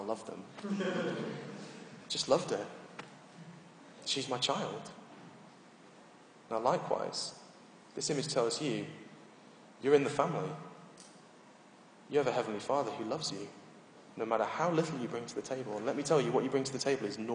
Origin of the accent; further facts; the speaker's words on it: United Kingdom; we're British